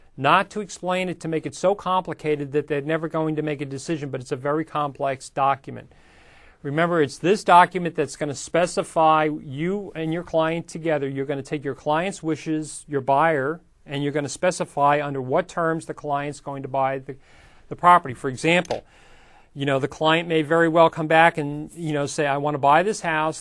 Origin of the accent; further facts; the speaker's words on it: United States